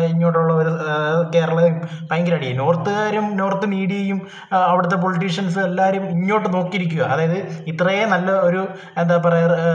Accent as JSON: {"language": "Malayalam", "town": "Idukki", "region": "Kerala", "country": "India", "said": "ഞാനൊരു ഇടുക്കിക്കാരനായതുകൊണ്ട് എനിക്ക് മലയോര മലയോര കർഷകരെ കുറിച്ച് അറിയാം"}